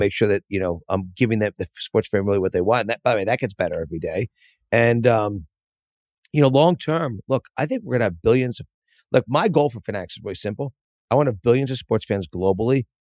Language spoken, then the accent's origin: English; Philadelphia, Pennsylvania, United States; I grew up in Philadelphia.